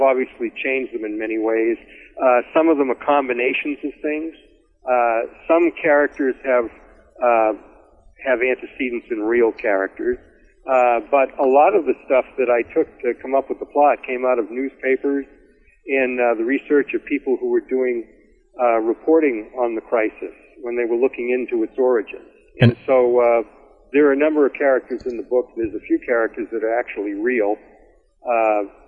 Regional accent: Massachusetts, United States; I grew up Catholic in Massachusetts

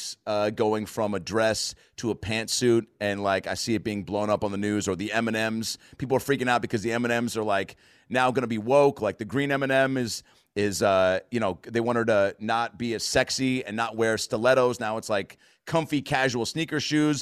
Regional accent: United States; I'm from America.

